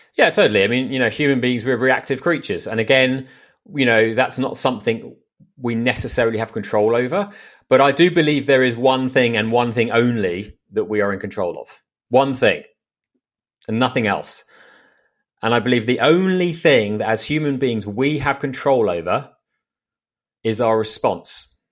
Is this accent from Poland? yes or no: no; United Kingdom; moved away as an adult; now in Austin, United States; I'm British. I've been in the States for two years now.